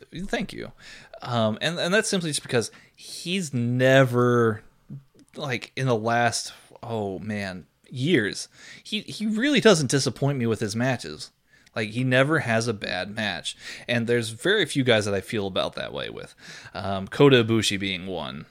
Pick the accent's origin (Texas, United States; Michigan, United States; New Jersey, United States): Texas, United States; Austin; also born or lived in San Antonio, Texas; I've lived here in Austin for the vast majority of my life